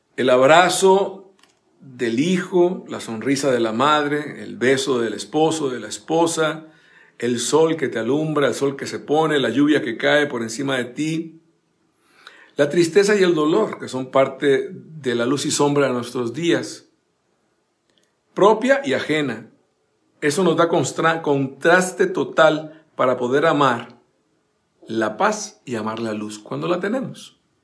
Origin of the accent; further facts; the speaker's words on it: Costa Rica; mi país natal, Costa Rica